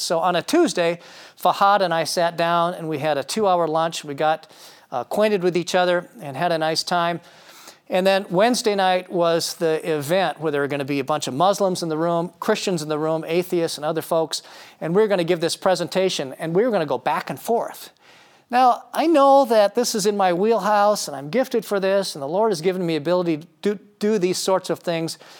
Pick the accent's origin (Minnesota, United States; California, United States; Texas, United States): Minnesota, United States; Marshall; growing up in Marshall, Minnesota, a small town, America